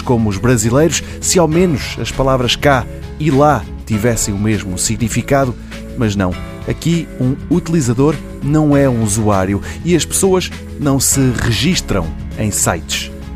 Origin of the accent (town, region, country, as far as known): Portugal